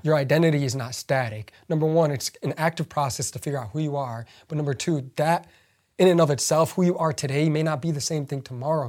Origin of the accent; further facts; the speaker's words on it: United States; English is a second language; growing up in the United States